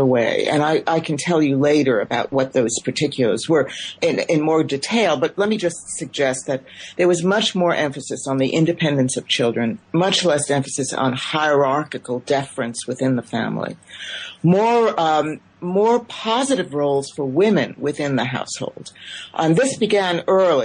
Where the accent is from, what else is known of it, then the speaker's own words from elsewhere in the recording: United States; I'm an immigrant myself. I came to the United States at the age of 3 1/2